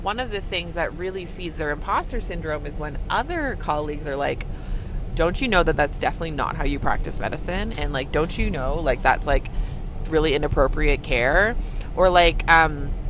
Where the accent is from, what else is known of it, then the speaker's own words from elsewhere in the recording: Canada; I'm a Canadian family physician